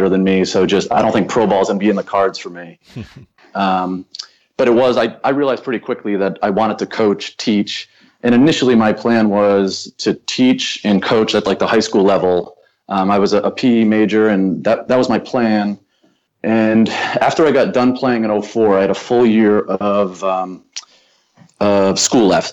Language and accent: English; Lincoln, Rhode Island, United States; moved away as an adult; now in Pennsylvania, United States; I grew up in Lincoln, Rhode Island, just north of Providence